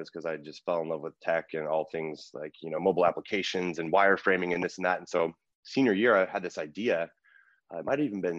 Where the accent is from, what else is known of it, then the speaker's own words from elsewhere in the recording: California, United States; When you're from the Bay, I think you're kind of proud of it. But … I had a great childhood.